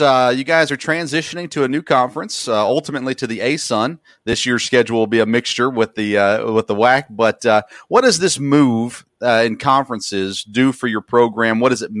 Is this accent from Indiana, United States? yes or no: no; near Middle Tennessee State University, United States; I grew up near Middle Tennessee State University